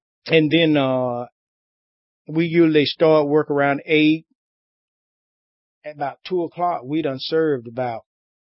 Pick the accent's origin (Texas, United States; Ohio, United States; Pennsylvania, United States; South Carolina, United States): South Carolina, United States; Spartanburg; I'm from Spartanburg.